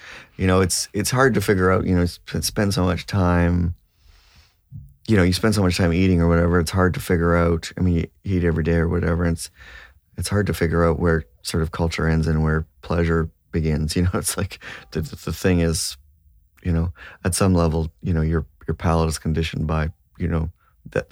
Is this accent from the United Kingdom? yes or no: no; Toronto, Ontario, Canada; now in Nova Scotia, Canada; in Toronto. I grew up in Toronto.